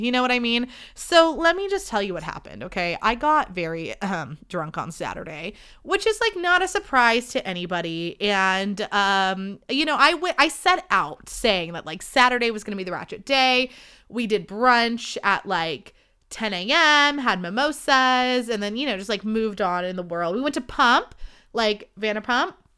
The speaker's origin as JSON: {"language": "English", "town": "Livermore", "region": "California", "country": "United States", "said": "I'm from Livermore"}